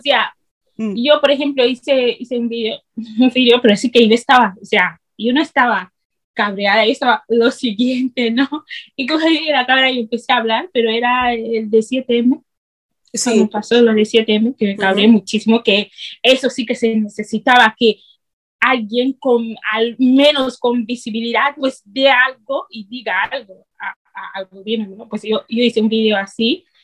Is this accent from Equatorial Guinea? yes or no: yes; Equatorial Guinea; now in Spain; soy de Guinea, porque es que cuando yo le dije que era de Guinea